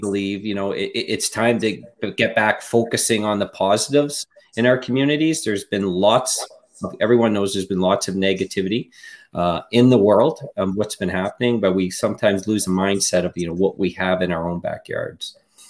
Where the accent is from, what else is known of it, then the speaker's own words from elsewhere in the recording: Thunder Bay, Ontario, Canada; now in Timmins, Canada; I'm originally from Thunder Bay